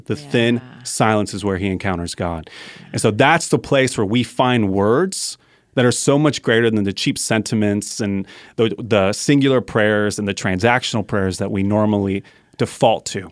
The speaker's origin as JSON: {"language": "English", "region": "Colorado", "country": "United States", "said": "I'm from Colorado"}